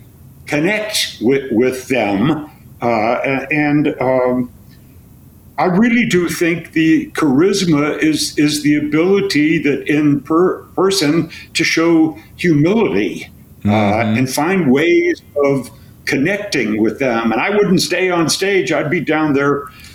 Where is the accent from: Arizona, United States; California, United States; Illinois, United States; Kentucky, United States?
Illinois, United States; Chicago; I was raised in Chicago